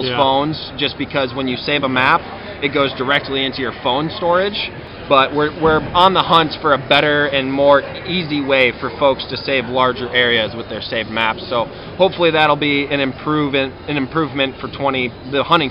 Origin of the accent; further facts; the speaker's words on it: Wisconsin, United States; my home state of Wisconsin